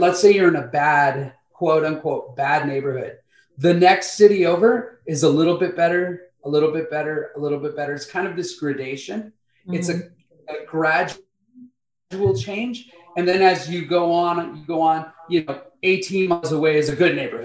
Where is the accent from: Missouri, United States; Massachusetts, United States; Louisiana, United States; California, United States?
California, United States; Compton; moved away as an adult; also born or lived in Santa Fe, New Mexico; now in Benton Harbor, United States; My wife and I were brought up in Compton, California, went to high school together